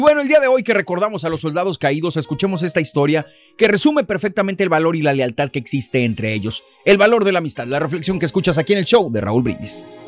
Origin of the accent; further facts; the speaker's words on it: Mexico; now in United States; cuando venimos de México